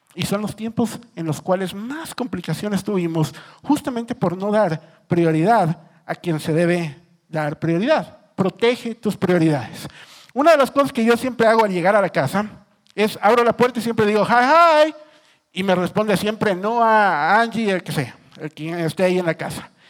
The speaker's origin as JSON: {"language": "Spanish", "country": "Ecuador", "said": "yo soy ecuatoriano"}